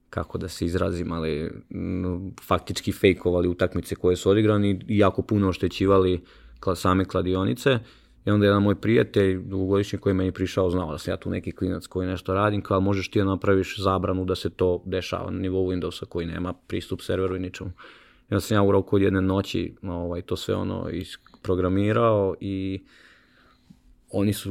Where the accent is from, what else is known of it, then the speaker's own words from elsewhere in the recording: Sremska Mitrovica, Vojvodina, Serbia; u Sremskoj Mitrovici, odakle sam ja inače